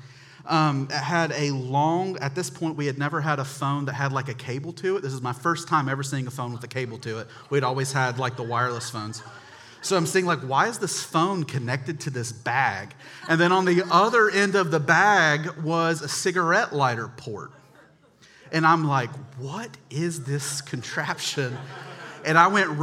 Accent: Charlotte, North Carolina, United States; I grew up in North Charlotte

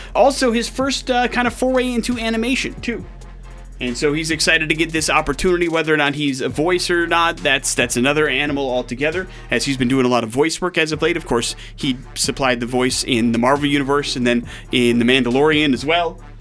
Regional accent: Wisconsin, United States; moved away; I grew up in Wisconsin, which means I grew up with uh, around a lot of dairy farms.

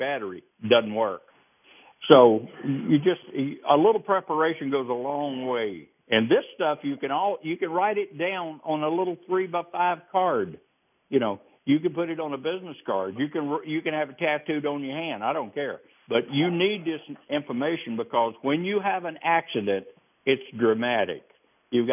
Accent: the South, United States; I'm from the South.

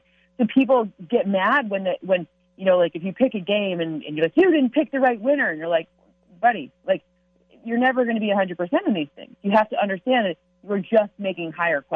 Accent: Michigan, United States; I grew up in Michigan

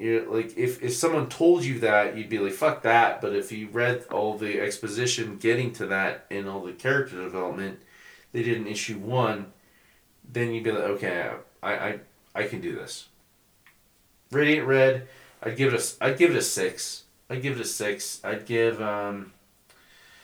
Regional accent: Albuquerque, New Mexico, United States; now in Colorado, United States; I'm from Albuquerque.

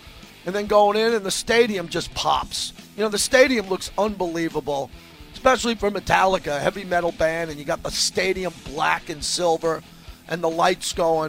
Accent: Massapequa, New York, United States; now in Las Vegas, United States; I grew up in the next town to … I'm from Massapequa, and he's from Hicksville.

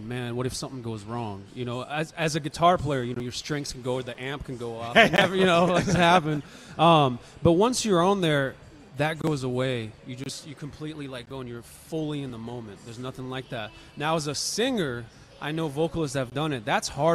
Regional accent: Bay Area, next to Oakland and San Leandro, California, United States; now in Las Vegas, United States; I grew up around pretty much next to Oakland and San Leandro.

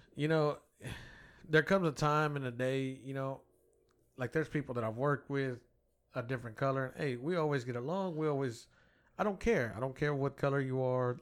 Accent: United States; I grew up in America where my guns were welcome

